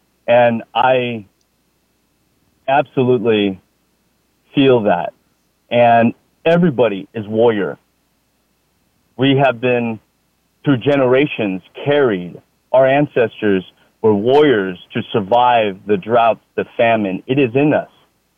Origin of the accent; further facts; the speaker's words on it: Austin, Texas, United States; I'm from Austin, Texas. Austin, I love Austin, Texas.